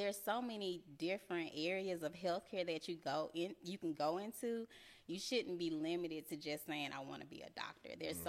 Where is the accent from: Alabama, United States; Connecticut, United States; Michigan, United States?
Alabama, United States; Huntsville; accent: Alabama; moved away as an adult; now in Georgia, United States; That's that good old Alabama accent. I'm from Huntsville, Alabama.